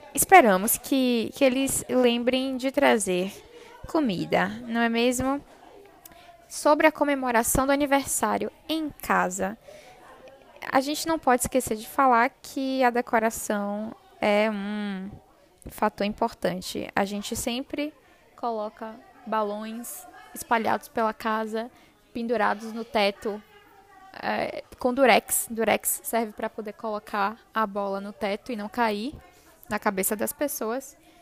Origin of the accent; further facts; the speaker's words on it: Brazil; nós, brasileiros